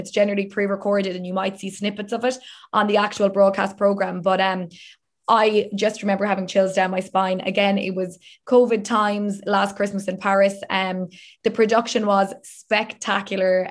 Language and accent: English; Ireland